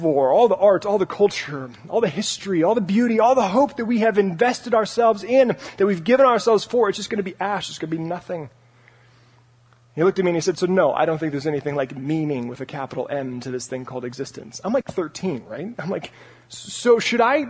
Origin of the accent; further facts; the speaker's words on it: Parker, Colorado, United States; moved away as an adult; also born or lived in Santa Barbara, California; my room in my house back in Parker, Colorado